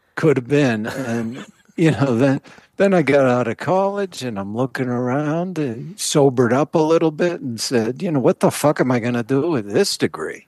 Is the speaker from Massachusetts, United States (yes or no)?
yes; Massachusetts, United States; I grew up in Massachusetts